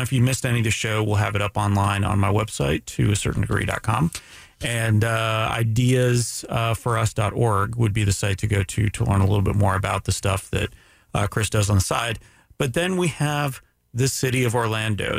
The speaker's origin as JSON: {"language": "English", "country": "Canada", "said": "I'm Canadian"}